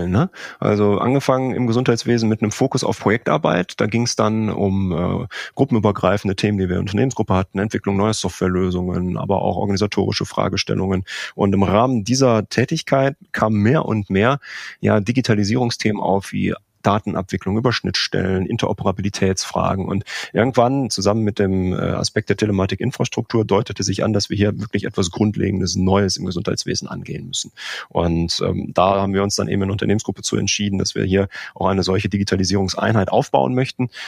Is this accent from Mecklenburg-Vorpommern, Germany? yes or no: no; North Rhine-Westphalia, Germany; now in Aachen, Germany; 39 Jahre alt. Ich bin verheiratet und wir haben zwei Kinder. Ich komme ursprünglich aus dem Ruhrgebiet und fürs äh, Studium hat es mich dann ins äh, Rheinland verschlagen, ins schöne Aachen.